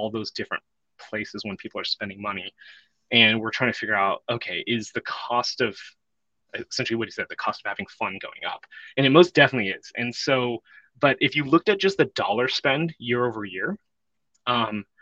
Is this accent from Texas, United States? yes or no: no; Bay Area, California, United States; I grew up in the Bay Area, longtime 49er fan